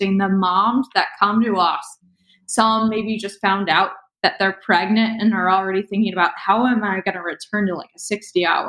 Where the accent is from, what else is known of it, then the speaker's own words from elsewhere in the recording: Cincinnati, Ohio, United States; moved away as an adult; move back to my hometown of Cincinnati